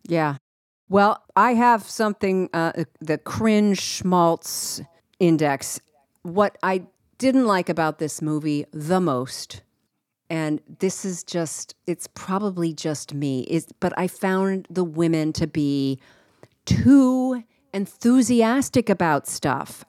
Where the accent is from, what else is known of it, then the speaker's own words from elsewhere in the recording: East Coast, United States; I grew up on the East Coast